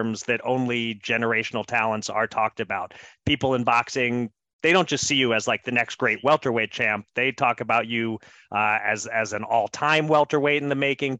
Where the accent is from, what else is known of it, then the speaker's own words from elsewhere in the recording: Philadelphia suburbs, Pennsylvania, United States; I'm from Philly, although not the part of Philly you're from. I'm from out in these weak, soft suburbs out here